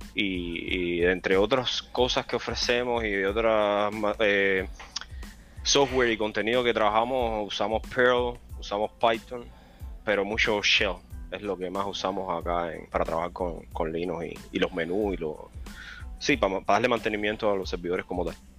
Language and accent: Spanish; Cienfuegos, Cuba; moved away as an adult; now in United States; soy de la mejor provincia de Cuba, Cienfuegos